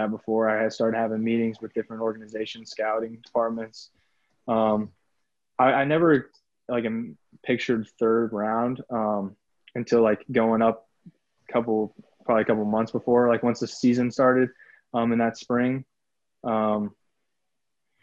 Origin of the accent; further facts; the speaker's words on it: Indianapolis, Indiana, United States; moved away as an adult; now in Los Angeles, United States; I'm from Indianapolis